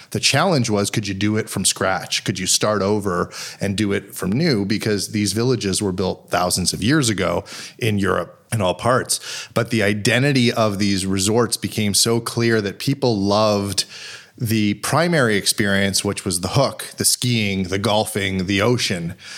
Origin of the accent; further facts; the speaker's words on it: Montreal, Quebec, Canada; moved away as an adult; now in Toronto, Canada; growing up in Montreal, truly fortunate to, to grow up in a city that was so small